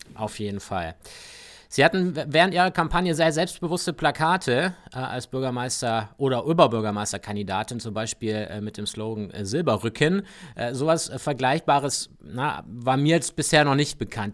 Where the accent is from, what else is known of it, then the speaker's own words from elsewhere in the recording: Augsburg, Bavaria, Germany; bei mir in meiner Heimatstadt in Augsburg